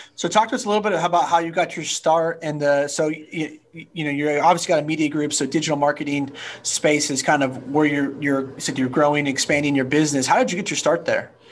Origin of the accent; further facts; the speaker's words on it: Napa, Sonoma, California, United States; also born or lived in Orange County / Santa Barbara / San Diego / Atlanta; now in Houston, United States; I grew up in the wine country, Napa, Sonoma, and California